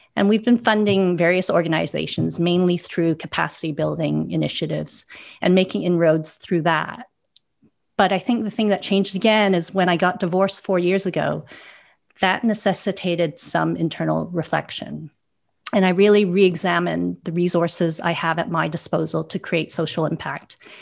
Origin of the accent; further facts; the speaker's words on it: Vancouver, British Columbia, Canada; also born or lived in Hong Kong; now in London, United Kingdom; I'm originally from Vancouver, but I also spent 10 years in Hong Kong, where I have roots and I still maintain a family office there. I now live in London